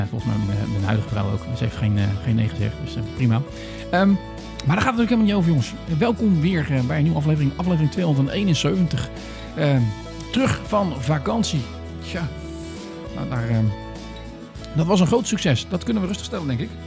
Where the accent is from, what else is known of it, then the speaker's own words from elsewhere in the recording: Northern Ireland, United Kingdom; Ik kom uit Noord-Ierland. Nou, de vaste luisteraars weten dat ik wel iets heb met dat land.